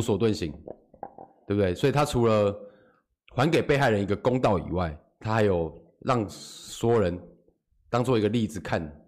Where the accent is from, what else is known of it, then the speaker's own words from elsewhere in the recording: Taiwan; 我们台湾人